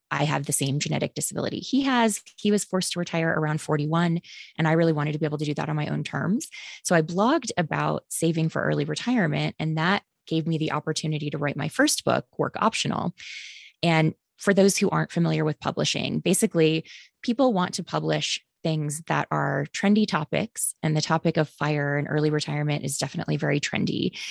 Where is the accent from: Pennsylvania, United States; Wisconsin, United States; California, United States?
Wisconsin, United States; Green Bay; moved away; also born or lived in the South (US); I grew up, uh, mostly in Green Bay, Wisconsin, a wonderfully polluted paper mill town